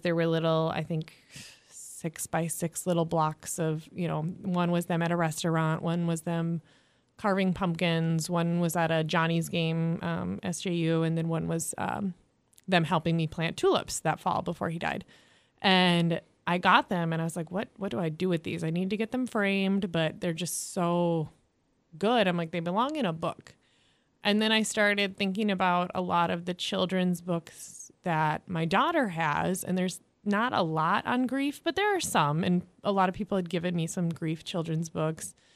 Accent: southwest Minnesota, United States; now in St. Joseph, United States; I grew up on a farm in southwest Minnesota

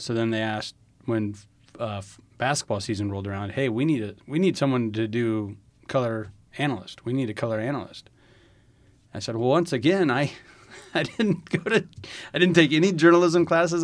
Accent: Lynch, Nebraska, United States; I grew up in a real small town in northeast Nebraska by the name of Lynch

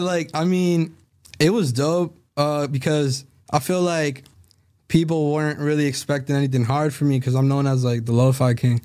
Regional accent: Salem, Massachusetts, United States; I grew up in Salem

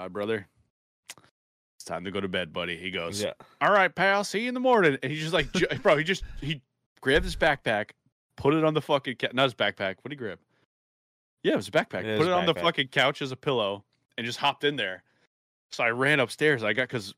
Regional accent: New York, United States; I'm from New York

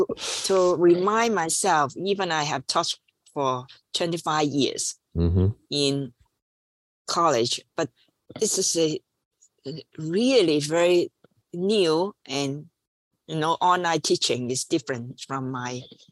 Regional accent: Hong Kong; English is a second language; also born or lived in Washington, D.C., United States; And then all this experience, and I when I finished, I just went back home, Hong Kong to work.

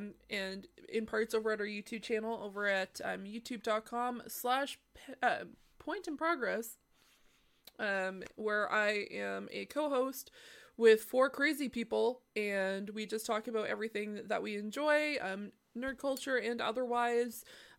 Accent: Canada; Well, as the Canadian here.

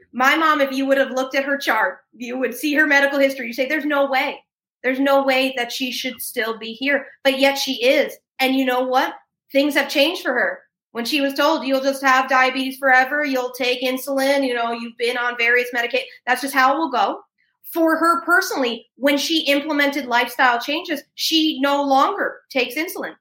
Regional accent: New York, United States; I'm a New Yorker by background

